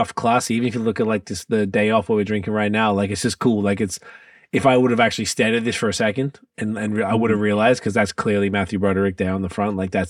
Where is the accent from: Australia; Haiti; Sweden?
Australia; moved away as an adult; now in Canada; I grew up in Australia